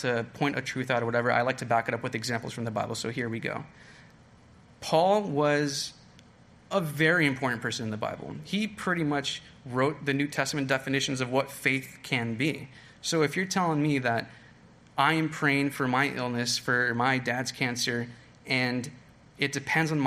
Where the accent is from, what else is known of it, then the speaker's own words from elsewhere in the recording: California, United States; moved away; I'm from California